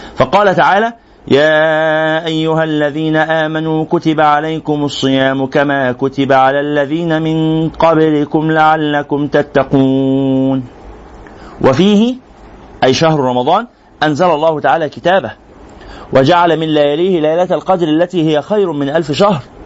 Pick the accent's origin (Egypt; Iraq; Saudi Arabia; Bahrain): Egypt; احنا كمصريين